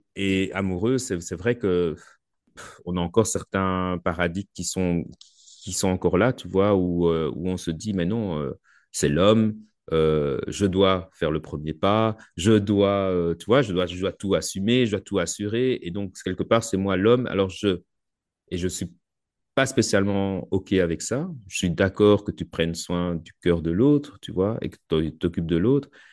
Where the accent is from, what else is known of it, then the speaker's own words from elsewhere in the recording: Belgium; chez nous en Belgique